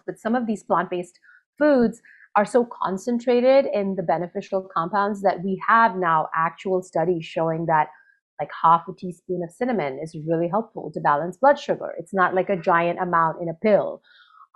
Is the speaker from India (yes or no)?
yes; India; moved away; I grew up in India where this connection between spices and health is very, very strong